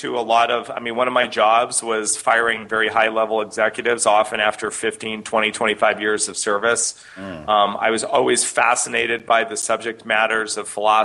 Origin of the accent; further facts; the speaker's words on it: Canada; I grew up in Canada, and my parents were in the alternative